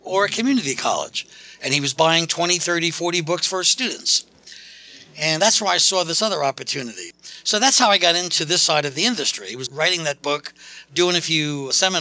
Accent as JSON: {"language": "English", "town": "New York City", "region": "New York", "country": "United States", "moved": "as an adult", "lives_now": "Philadelphia, United States", "said": "I'm geographically from New York City. I've been living in Philadelphia, Pennsylvania for the last 30-something years"}